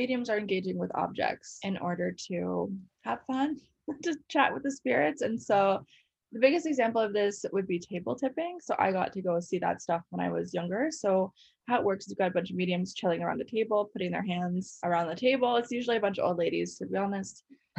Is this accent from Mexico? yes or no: no; Colorado, United States; moved away as an adult; now in Canada; I grew up in the States. Where? Colorado.